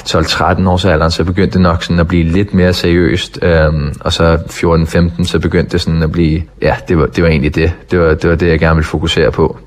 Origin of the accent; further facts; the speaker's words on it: Denmark; moved away as an adult; also born or lived in Sweden / North America; Det, det skal man jo som dansker